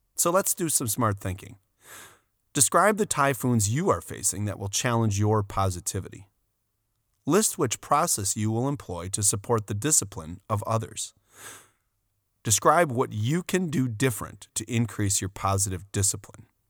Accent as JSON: {"language": "English", "region": "Wisconsin", "country": "United States", "said": "We're from Wisconsin."}